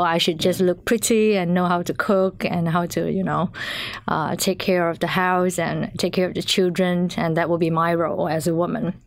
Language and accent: English; Malaysia; moved away as an adult; now in Finland; I'm originally from Malaysia